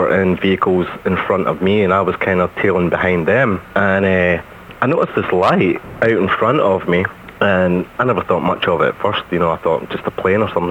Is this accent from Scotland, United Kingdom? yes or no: yes; Scotland, United Kingdom; being Scottish